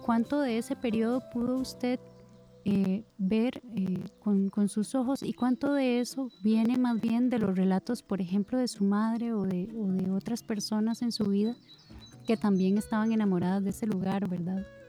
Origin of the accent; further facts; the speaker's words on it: Costa Rica; le hablo como mujer, como mujer costarricense